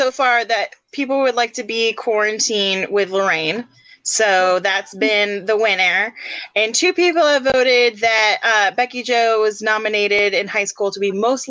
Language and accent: English; Vermont, United States; I am from Vermont.